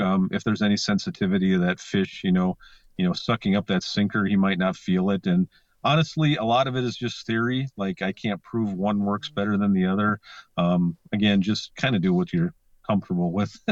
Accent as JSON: {"language": "English", "area": "Lake Vermilion", "region": "Minnesota", "country": "United States", "tie": "born or raised there", "moved": "yes", "said": "I grew up on Lake Vermilion"}